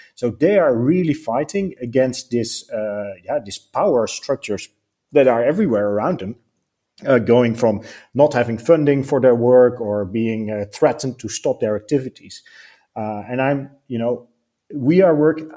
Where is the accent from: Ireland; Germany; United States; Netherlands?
Netherlands; we are from the Netherlands, so I grew up in the Netherlands.